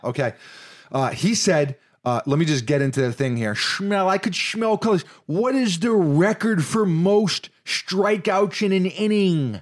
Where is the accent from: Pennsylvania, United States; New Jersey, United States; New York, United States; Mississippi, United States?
New York, United States; New York City; now in Florida, United States; Growing up in New York City, many basketball hoops don't have nets